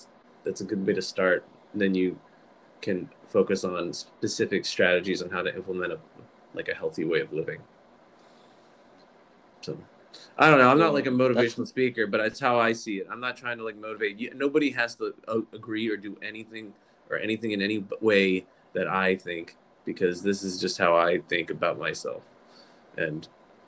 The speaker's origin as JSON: {"language": "English", "region": "Virginia", "country": "United States", "tie": "born or raised there", "said": "I grew up in Virginia, and like I said, it was pretty Southern"}